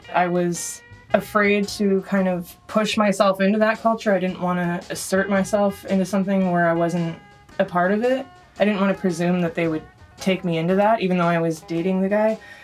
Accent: Bay Area, California, United States; also born or lived in Austria; I grew up here in the Bay Area, but my mom is from Austria

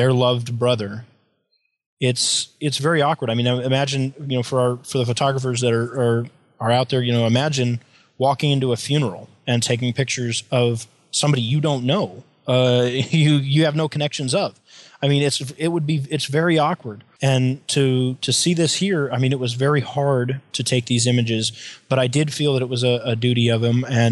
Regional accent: United States; as an American civilian

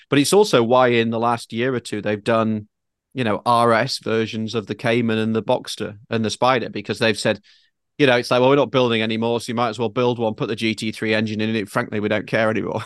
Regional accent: United Kingdom; now in Manhattan Beach, United States; me as a Brit

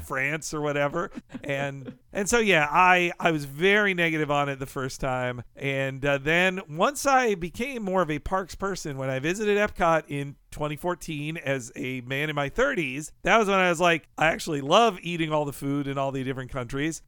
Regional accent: Florida, United States; I grew up in Florida

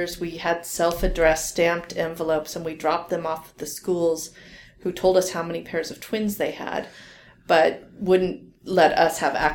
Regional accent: Orange County, California, United States; that's where I'm from too

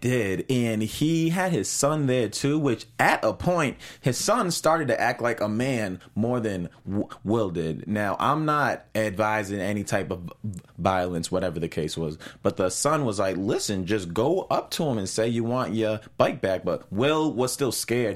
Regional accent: Boston, Massachusetts, United States; I'm originally from Boston

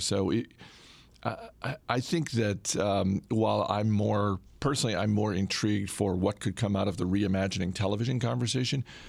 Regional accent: Maine, United States; my home state of Maine

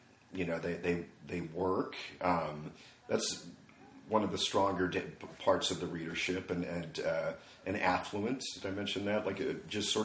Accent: Los Angeles, California, United States; also born or lived in Newport Beach, California / Van Nuys, California; I was born in Los Angeles, California, Good Samaritan Hospital.

